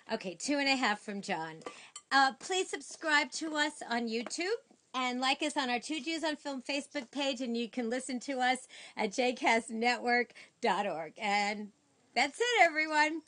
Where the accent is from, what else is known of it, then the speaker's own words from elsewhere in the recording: New York City, New York, United States; I'm from Sheepshead Bay, but we're kind of near Flatbush